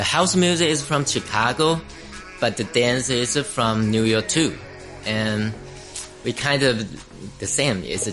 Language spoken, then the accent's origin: English; Taiwan; now in Hong Kong; I'm from Taiwan, but live in Hong Kong